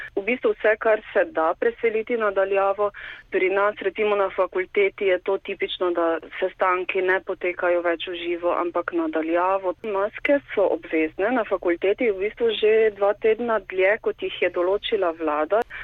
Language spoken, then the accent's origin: Slovenian; Slovenia; moved away as an adult; now in Brno, Czech Republic; Slovenci smo